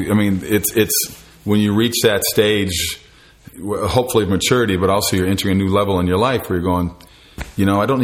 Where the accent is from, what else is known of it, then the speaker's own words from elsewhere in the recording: Minneapolis, Minnesota, United States; moved away; I'm from the Minneapolis area